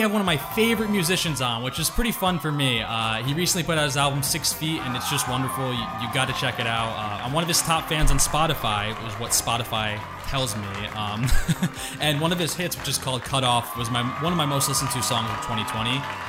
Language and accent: English; Connecticut, United States; I am from Connecticut